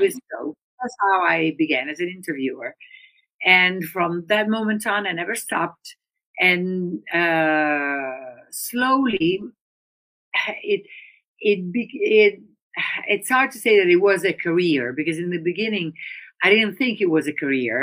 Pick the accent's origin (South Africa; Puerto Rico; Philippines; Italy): Italy; Udine, Friuli-Venezia Giulia; I'm from northern Italy, and so I grew up in Udine, which is a small uh, town next to the Austrian border